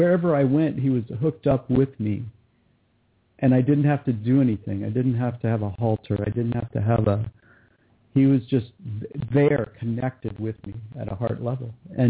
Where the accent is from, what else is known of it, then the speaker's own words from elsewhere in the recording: California, United States; born there; now in Montana, United States; No, I was born in California, Southern California.